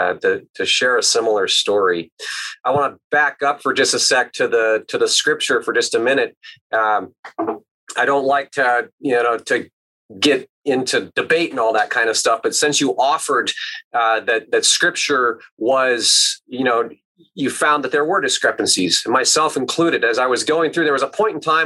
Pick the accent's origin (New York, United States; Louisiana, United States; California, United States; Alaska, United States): Alaska, United States; my contemplative roots growing up in Alaska